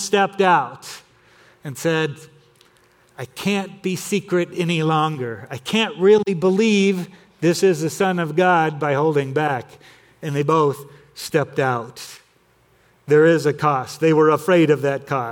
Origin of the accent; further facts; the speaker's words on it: Torrance, California, United States; where I grew up in Torrance, California